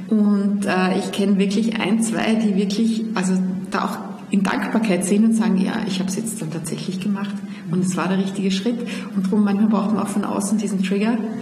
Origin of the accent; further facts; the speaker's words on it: Salzburg, Austria; also born or lived in Vienna; ich pendel ja zwischen Wien und meiner Heimat in Salzburg